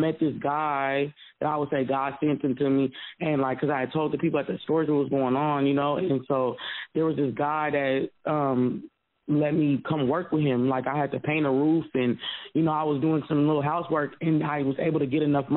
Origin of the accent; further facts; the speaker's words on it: Seattle, Washington, United States; moved away as an adult; now in Florida, United States; I'm from Seattle, so I'm used to the diversity